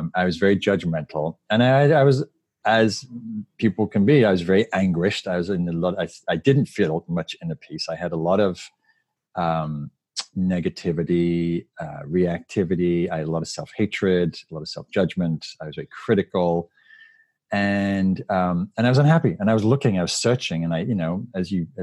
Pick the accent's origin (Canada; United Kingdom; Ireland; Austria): United Kingdom; the north of England; moved away as an adult; also born or lived in London; now in United States; I grew up in Northern England in a working class neighborhood and moved to London.